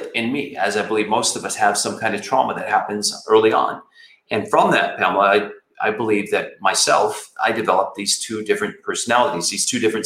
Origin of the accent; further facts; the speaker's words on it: Flint, Michigan, United States; I grew up in Flint, Michigan